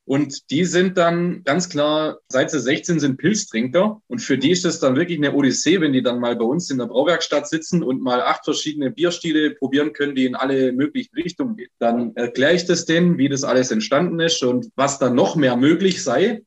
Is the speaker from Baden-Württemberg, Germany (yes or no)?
yes; Black Forest, Baden-Württemberg, Germany; also born or lived in Lake Constance; geboren und aufgewachsen im Schwarzwald